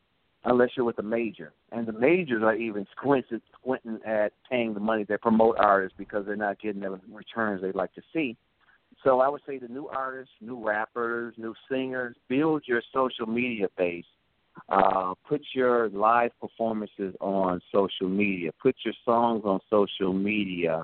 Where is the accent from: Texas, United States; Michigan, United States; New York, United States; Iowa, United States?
Michigan, United States; also born or lived in Clarksdale, Mississippi; We're from Michigan